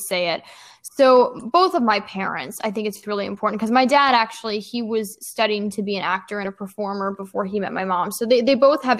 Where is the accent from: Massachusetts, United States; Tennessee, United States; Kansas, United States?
Tennessee, United States; Nashville; now in New York City, United States; I grew up in both Nashville, Tennessee and New York City